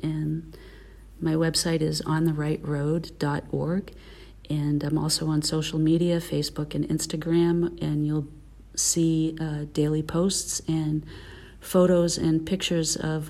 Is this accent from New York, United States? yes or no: no; Massachusetts, United States; I'm from Massachusetts